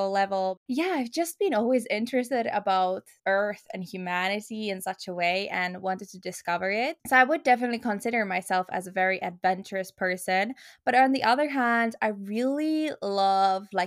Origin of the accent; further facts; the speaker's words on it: Finland; English is a second language; also born or lived in Luxembourg / Helsinki, Finland; I am 22 years old, and I'm originally from Finland, or I'm a holder of Finnish passport, but actually, I was born in Luxembourg and I lived there the seven first years of my life.